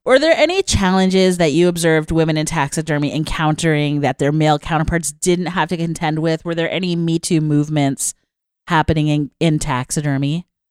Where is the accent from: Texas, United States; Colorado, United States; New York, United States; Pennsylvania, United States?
New York, United States; when I was a little kid growing up in New York